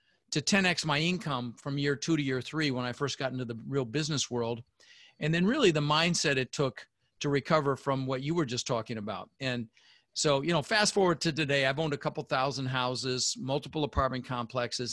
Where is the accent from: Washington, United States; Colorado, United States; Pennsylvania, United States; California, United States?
Colorado, United States; Denver; also born or lived in Netherlands; I immigrated to this country when I was 6 years old with my mother, Zvancha, my brother Albert, and we ended up in Denver, Colorado.